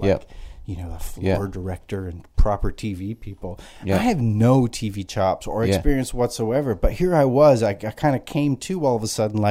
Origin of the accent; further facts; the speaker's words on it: Canada; I'm pretty Canadian